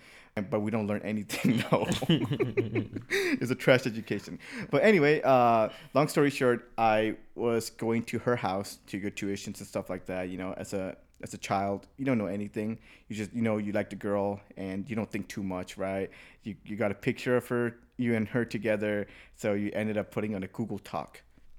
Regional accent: United States; I grew up here in the United States, you know, high school, freshman year, all the way through.

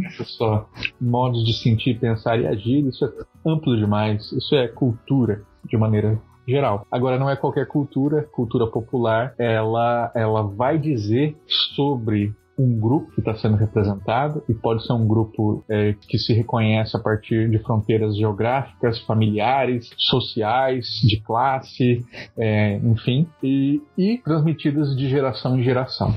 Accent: Mato Grosso do Sul, Brazil; now in Rio Grande do Sul, Brazil; aqui no Rio Grande do Sul eu vejo muito pouco, mas na minha terra, Mato Grosso do Sul, tinha muito

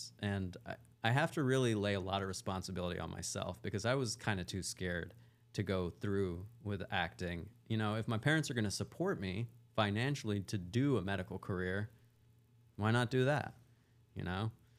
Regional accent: Wise, Virginia, United States; born there; Well, I was born in Virginia in a small town called Wise, Virginia. I used to actually have an accent like this.

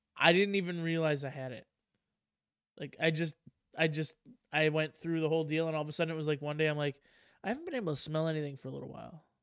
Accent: Wisconsin, United States; I'm from Wisconsin

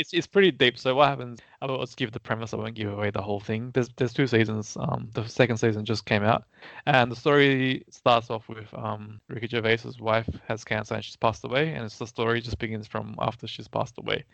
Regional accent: Australia; as an Australian, we do enjoy British humour

